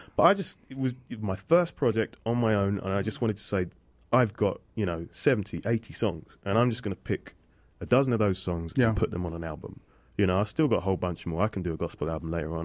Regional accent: Aldershot, South East England, United Kingdom; accent: British; people know London more than Aldershot, which is an army town, and it's about 20 miles away

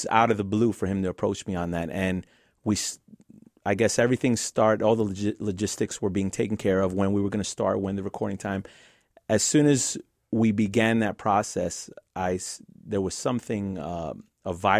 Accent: New York City, New York, United States; Grew up in Queens.

